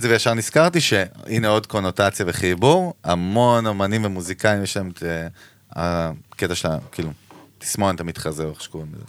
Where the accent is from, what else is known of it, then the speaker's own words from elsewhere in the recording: Ganei Tikva, Central District, Israel; וגדלנו ביחד בשכונה בגני תקווה